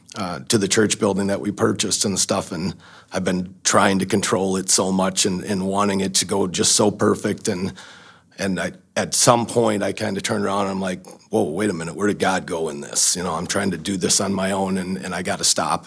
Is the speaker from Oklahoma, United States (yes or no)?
no; Baldwin, Wisconsin, United States; I grew up in Wisconsin, in Baldwin, Baldwin Woodville uh, School District is where I went to school